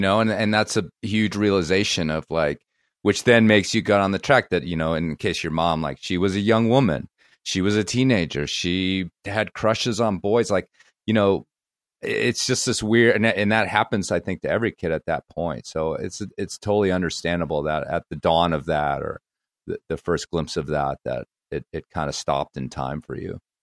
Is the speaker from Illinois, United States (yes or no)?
yes; Chicago north suburbs, Illinois, United States; I'll just say Chicago.